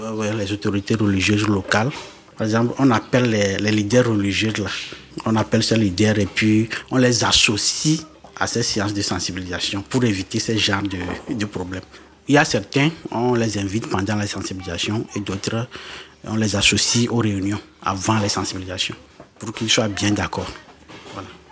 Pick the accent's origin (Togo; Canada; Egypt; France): Togo; Tabligbo, Maritime; also born or lived in Lomé; j'ai grandi ici à Tablebo. J'ai commencé l'école à Tablebo ici